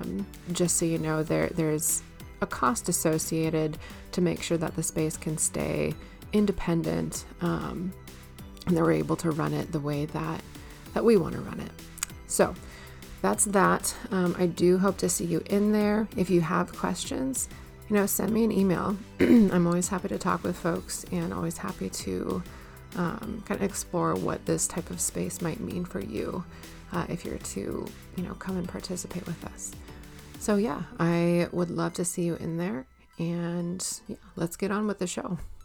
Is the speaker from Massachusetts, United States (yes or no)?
no; Minnesota, United States; moved away; I'm from Minnesota